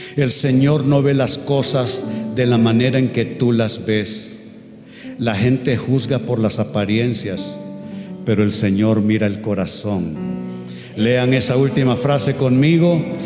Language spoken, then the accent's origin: Spanish; Tegucigalpa, Francisco Morazán, Honduras; Yo soy de ascendencia catalana pero soy hondureño